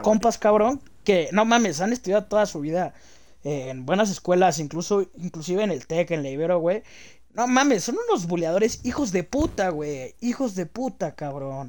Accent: Mexico City, Mexico; also born or lived in Jardín Balbuena, Mexico City; crecí en Aragón, güey. Aragón, es una zona marginal, güey, está al ladito de Catepec

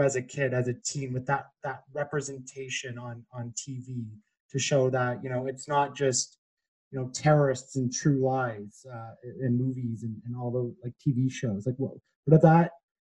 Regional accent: Canada; Canada, we always like to say we're the nice people

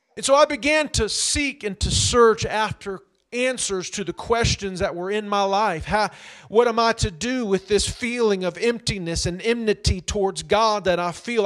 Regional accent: Indianapolis, Indiana, United States; having just grown up in the near northwest side of Indianapolis

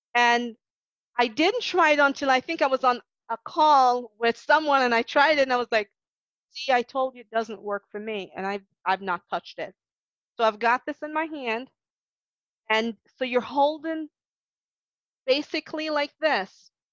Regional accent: Jamaica; moved away as an adult; now in United States; being Jamaican in Jamaica

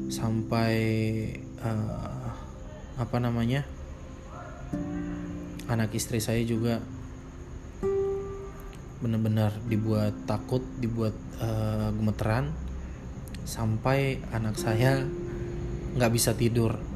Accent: West Sulawesi, Indonesia; gempa yang kemarin melanda daerah saya tepatnya di wilayah Sulawesi Barat, kota Majene dan juga kota Mamuju.

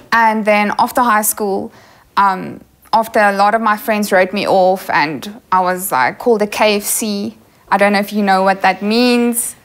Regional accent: Kempton Park, Gauteng, South Africa; also born or lived in Newcastle, South Africa; moved to Kempton Park when I was five years old. Went to Afrikaans primary school, went to an Afrikaans high school.

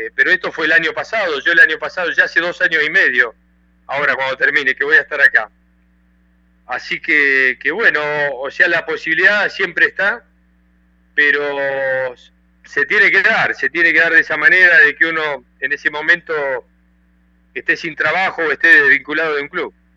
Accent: Argentina; moved away as an adult; also born or lived in Peru; estoy en mi país, estoy en Argentina

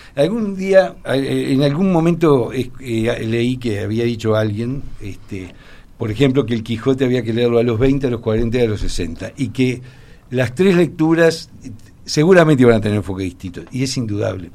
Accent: Uruguay

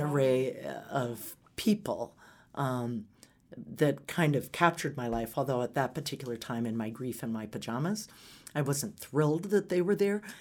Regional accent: Atlanta, Georgia, United States; also born or lived in Omaha, Nebraska; now in Colorado, United States; I spent my most formative years in Atlanta

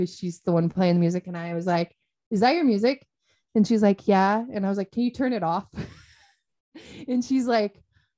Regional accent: Chelan, Washington, United States; my hometown of Chelan because it's a big lake town

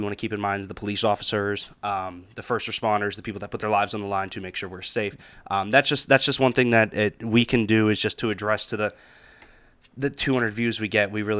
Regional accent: Kiski, Pennsylvania, United States; now in Pittsburgh, United States; We grew up in Kiski myself, obviously living downtown now, but Pittsburgh is Pittsburgh.

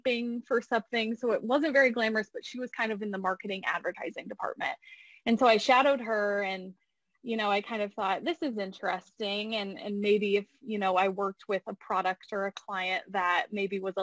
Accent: Findlay, Ohio, United States; moved away as an adult; now in Indianapolis, United States; I grew up in Findlay, so definitely was a tight-knit community there

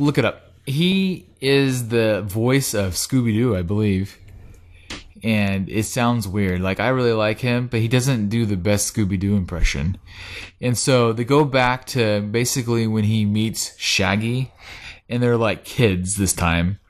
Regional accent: Oregon, United States; we're from Oregon.

